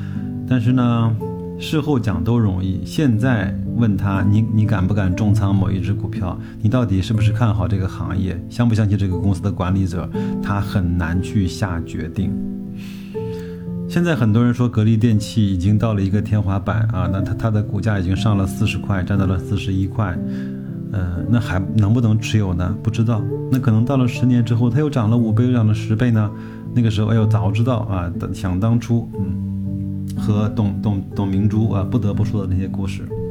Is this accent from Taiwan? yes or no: no; China; 但是我们中国人呢，经常会去选择跟这个交警。